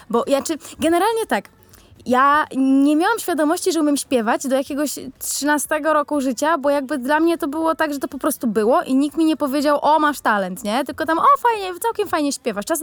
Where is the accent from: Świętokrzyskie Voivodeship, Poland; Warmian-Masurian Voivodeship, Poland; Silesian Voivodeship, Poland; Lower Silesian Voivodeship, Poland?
Warmian-Masurian Voivodeship, Poland; Elbląg; przyjechałam z Elbląga.